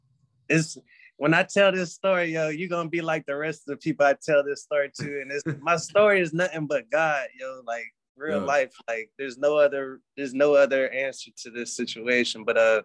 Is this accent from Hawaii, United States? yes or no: yes; Hawaii, United States; born there; also born or lived in Germany / South Carolina / North Carolina / Georgia; And I was born in Hawaii.